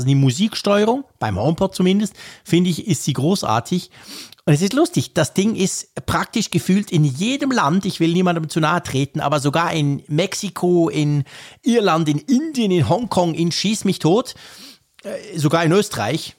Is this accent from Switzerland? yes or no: yes; Switzerland; bei uns in der Schweiz